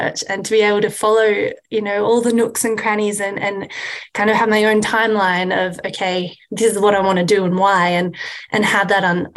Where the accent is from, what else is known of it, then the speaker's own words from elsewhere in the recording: Australia; moved away as an adult; also born or lived in Sydney, Australia; now in United States; I'm originally from Australia